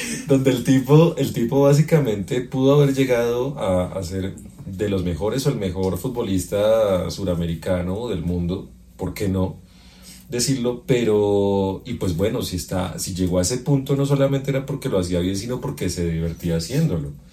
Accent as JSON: {"language": "Spanish", "country": "Colombia", "said": "como colombiano"}